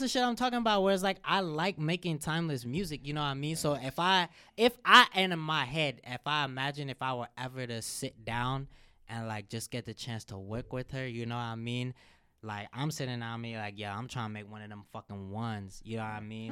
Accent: Cincinnati, Ohio, United States; I'm from Cincinnati

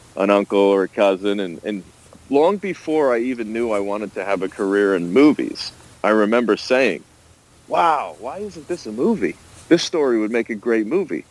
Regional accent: Rhode Island, United States; my home state of Rhode Island

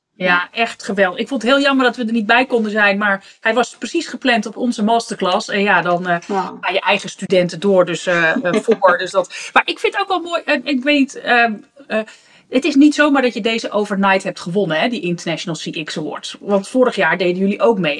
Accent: Netherlands; als, als Nederlanders

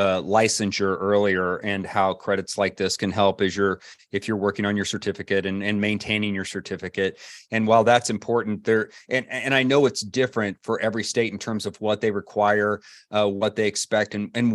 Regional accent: North Kansas City, Missouri, United States; I grew up in North Kansas City.

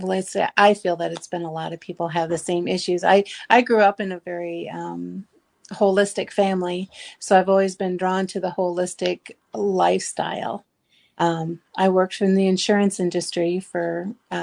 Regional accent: Shell Rock, Iowa, United States; I am from Shell Rock, Iowa.

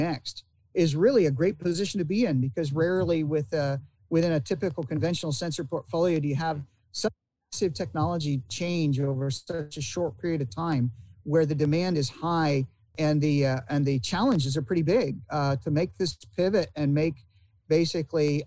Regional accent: Indiana, United States; also born or lived in Ilion, New York / Michigan; now in Florida, United States; I spent quite a bit of my youth in Indiana, going to school there

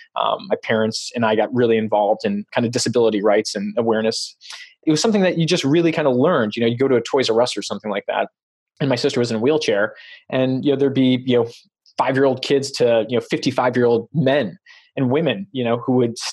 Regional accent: Chicago, Illinois, United States; now in Santa Cruz, United States; I grew up in Chicago.

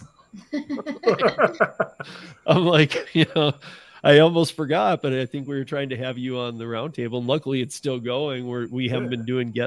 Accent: Lansing, Michigan, United States; my hometown, Lansing, Michigan

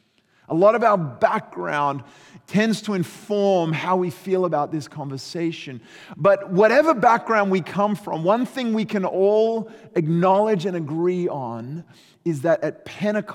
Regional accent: Australia; I grew up in Australia

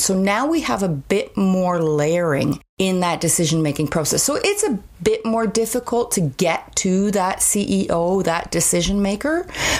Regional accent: Ontario, Canada; now in Calgary, Canada; I came from Ontario, which is much more of a hierarchy.

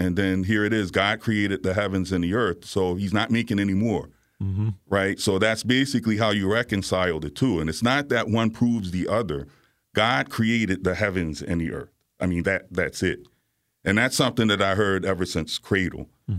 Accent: Virginia, United States; also born or lived in Bronx, New York; I lived in Virginia and the Bronx. I was okay. Born in New York, so I spent my life, basically most of my young life, going back and forth between

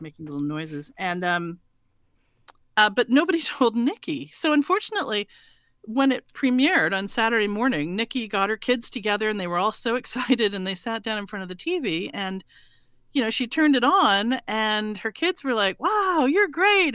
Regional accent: Montreal, Quebec, Canada; also born or lived in England; I was born in, in England, and my father was over there, uh, doing postgraduate medical studies, and then, uh, so we are, we are Canadian, and, uh, they were just living over there when I was born, and then we, we went back to Montreal, where he practiced for the rest of his life.

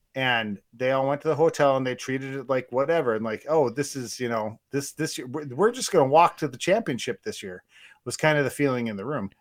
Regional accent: Northwest Wisconsin, United States; I'm from Northwest Wisconsin, uh, I grew up with a Vikings Packers rivalry

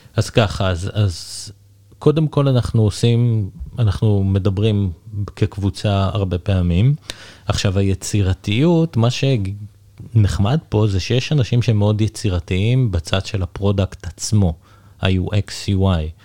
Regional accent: Israel; also born or lived in England; now in United Kingdom; אני גר באנגליה, אבל אני ישראלי

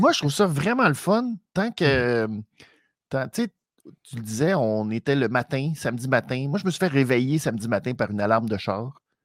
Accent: Canada; pour nous au Canada

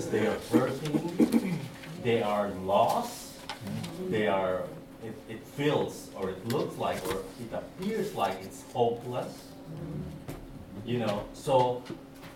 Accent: Philippines; moved away; because I came from Philippines

